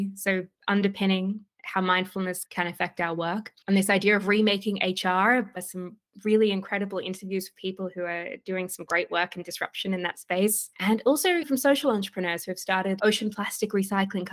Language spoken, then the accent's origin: English; Australia; accent: Australian; also born or lived in Sydney, Australia; I'm currently in Sydney, Australia, for anybody who can hear my accent